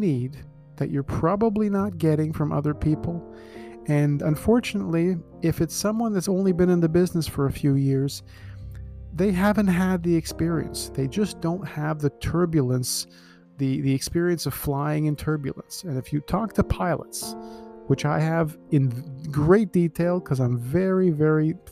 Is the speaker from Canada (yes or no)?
yes; Scarborough, Ontario, Canada; I grew up in Scarborough